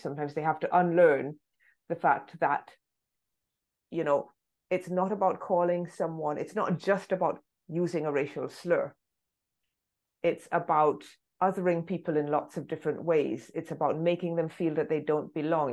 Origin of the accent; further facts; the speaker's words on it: London, United Kingdom; first language English; I was born in London